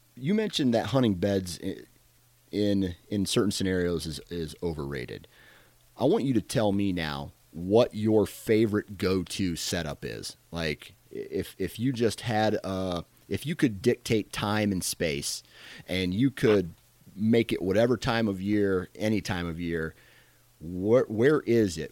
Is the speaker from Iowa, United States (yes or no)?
yes; Iowa, United States; I am from Iowa.